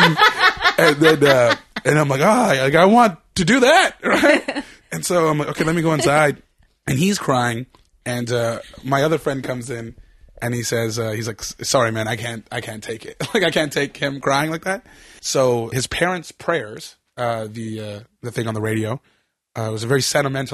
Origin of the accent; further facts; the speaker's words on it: Aldergrove, British Columbia, Canada; I grew up in Aldergrove, which is actually on the map.